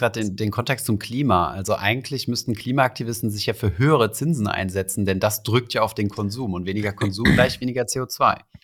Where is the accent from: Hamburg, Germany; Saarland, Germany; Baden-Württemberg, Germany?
Saarland, Germany; moved away; also born or lived in Berlin / Paris